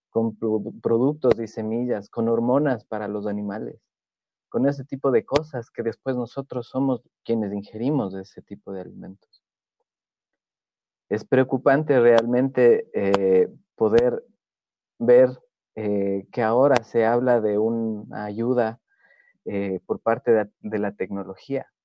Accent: Ecuador; Yo soy de Ecuador, soy de una zona donde

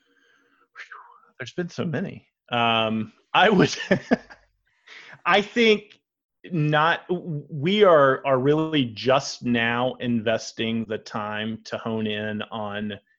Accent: Georgia, United States; now in Atlanta, United States; I've lived in Atlanta for 5 years. So I was from Georgia, but moved here from another part.

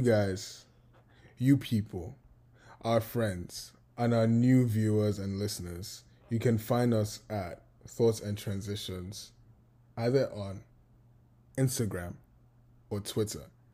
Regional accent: Lagos, Nigeria; moved away as an adult; now in United States; I was born in Nigeria. I was born in Lagos. And I was raised in Lagos.

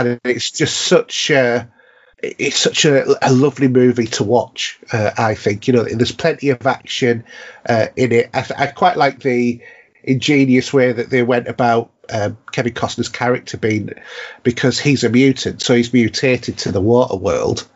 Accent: Yorkshire and the Humber, United Kingdom; we have a saying in North Yorkshire that, you know, as a Yorkshireman

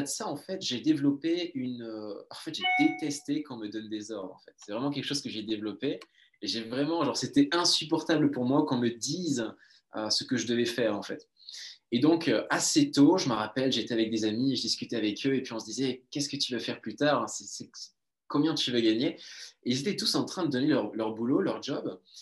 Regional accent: Toulouse, Occitania, France; d'où je viens de Toulouse, sud de la France, donc on vient du même endroit

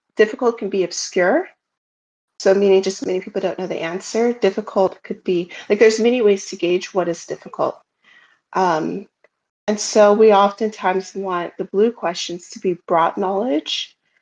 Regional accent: United States; I'm American

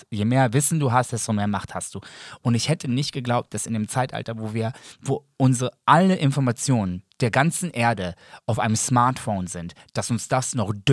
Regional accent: Serbia; Ja, aber ich sehe mich auch als Serbe.

